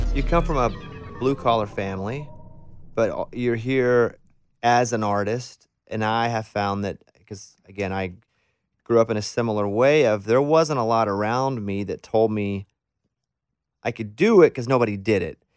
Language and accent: English; Mountain Pine, Arkansas, United States; We were a sawmill town where I grew up in Mountain Pine, Arkansas